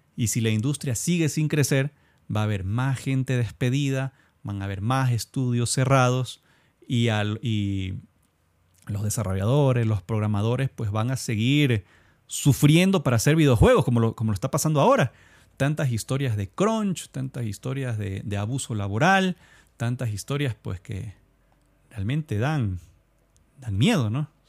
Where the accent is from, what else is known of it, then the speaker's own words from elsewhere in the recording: Ecuador; soy de Ecuador